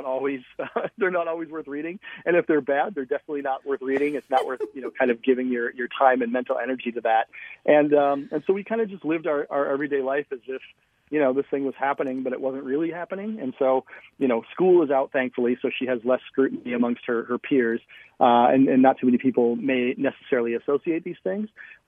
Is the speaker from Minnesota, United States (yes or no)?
yes; Minnesota, United States; So I'm from Minnesota. I'm about the whitest guy you could ever meet.